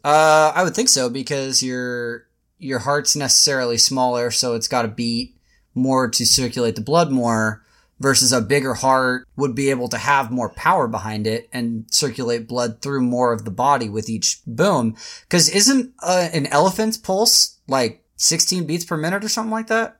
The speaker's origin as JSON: {"language": "English", "town": "Tacoma", "region": "Washington", "country": "United States", "tie": "born or raised there", "also_born_or_lived": "Portland", "said": "I grew up in Tacoma, Washington, which is just like an hour south of Seattle"}